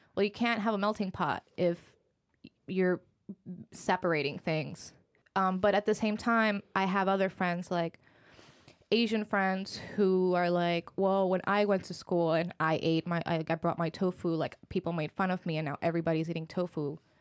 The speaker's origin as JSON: {"language": "English", "country": "Puerto Rico", "tie": "born or raised there", "also_born_or_lived": "Philadelphia, United States", "second_language": "English", "moved": "as an adult", "lives_now": "New York, United States", "said": "I was born and raised in Puerto Rico. I spent all my life there"}